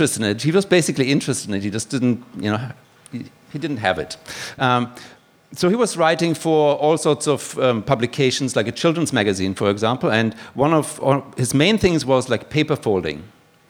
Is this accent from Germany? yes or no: yes; Germany; now in Australia; you can probably tell from my accent that I'm not originally from here. I'm actually from Koch country